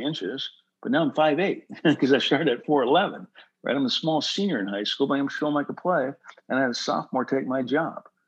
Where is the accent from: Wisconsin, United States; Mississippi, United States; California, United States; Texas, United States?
California, United States; Huntington Beach; I'm from Huntington Beach, California. And I went to Marina High School.